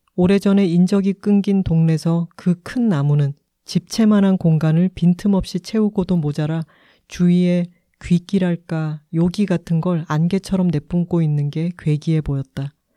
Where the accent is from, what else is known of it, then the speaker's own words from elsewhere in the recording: Busan, South Korea; now in Seoul, South Korea; 저희 고향인 부산에 갈 때도